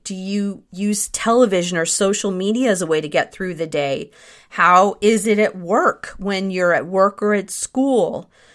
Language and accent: English; Northern California, United States; that was right at the time when my parents got divorced and we moved from Southern California to Northern California